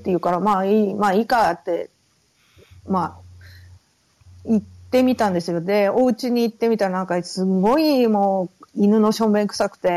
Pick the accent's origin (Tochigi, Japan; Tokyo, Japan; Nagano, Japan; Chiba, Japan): Tokyo, Japan; also born or lived in Fukushima / Okinawa; 東京、福島ですね。あと、まあ、沖縄も後に行くことになるんですけど、あの、うん、まあ、ベースは東京、親戚は、あの、ファミリーは東京